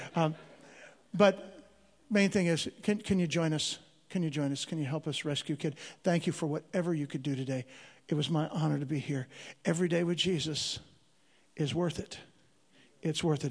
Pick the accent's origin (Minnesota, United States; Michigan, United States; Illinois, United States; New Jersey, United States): Illinois, United States; Chicago; moved away; I'm originally from Chicago, Illinois. I'm a street kid.